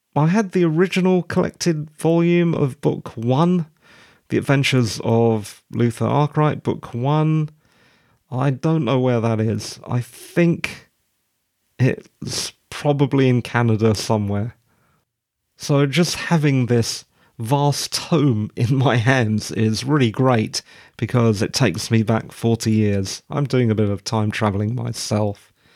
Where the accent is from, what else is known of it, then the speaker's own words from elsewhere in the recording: United Kingdom; Being a Brit